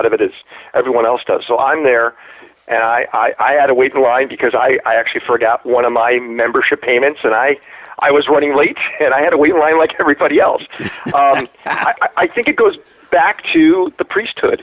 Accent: Chicago, Illinois, United States; now in Los Angeles, United States; I'm from Chicago

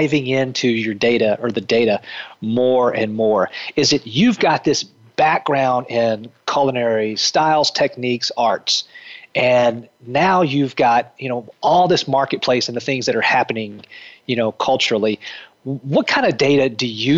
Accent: the South, United States; growing up in the South

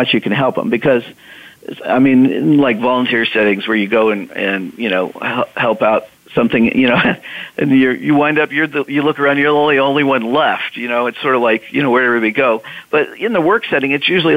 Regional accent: Midwest, United States; I'm a Midwesterner

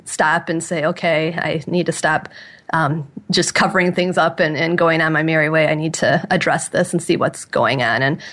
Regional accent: about 20 miles north of Detroit, Michigan, United States; I grew up about 20 miles north of Detroit, so I'm from Michigan

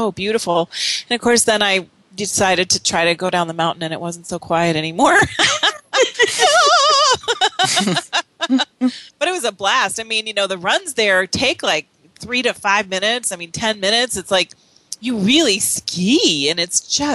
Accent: Wisconsin, United States; moved away; also born or lived in Utah; I grew up in Wisconsin, and for a while I lived in Utah

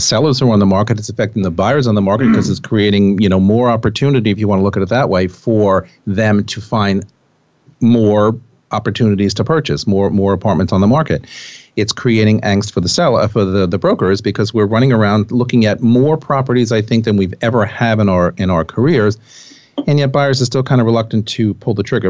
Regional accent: Putnam County, New York, United States; now in Manhattan, United States; I grew up in Putnam County

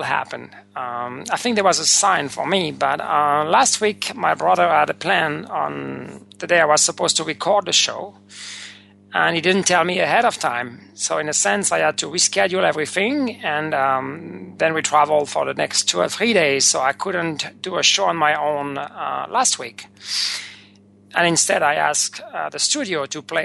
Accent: France; moved away; the place where I was born not so long ago, maybe 50-plus years

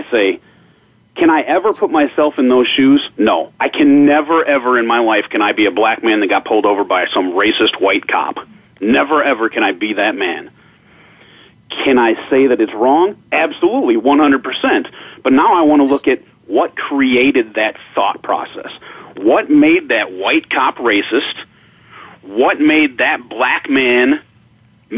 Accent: United States; I wasn't born in Germany. I'm an American

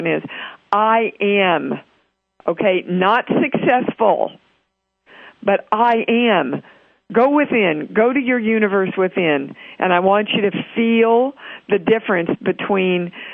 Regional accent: Kansas, United States; Kansas is my home state.

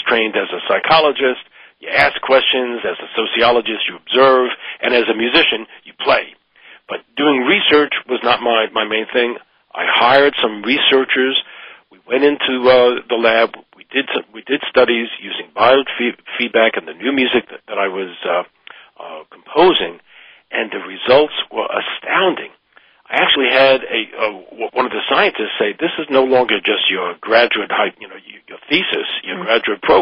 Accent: New York, United States; I come from New York

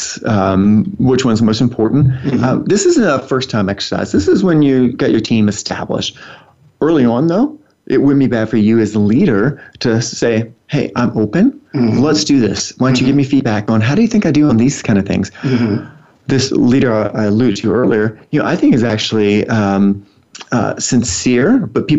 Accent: the South, United States; growing up in the South. Sometimes we'll say things like, bless your heart.

